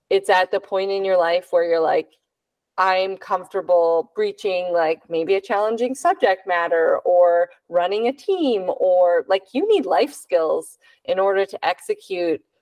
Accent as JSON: {"language": "English", "town": "San Jose", "region": "California", "country": "United States", "tie": "born or raised there", "said": "I grew up in San Jose over here."}